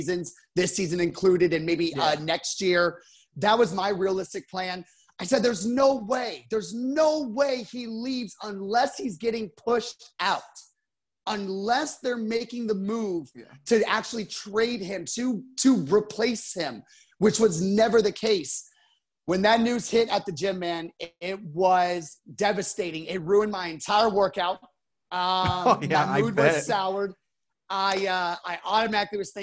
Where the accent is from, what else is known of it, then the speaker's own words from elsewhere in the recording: San Antonio, Texas, United States; I was born here in San Antonio.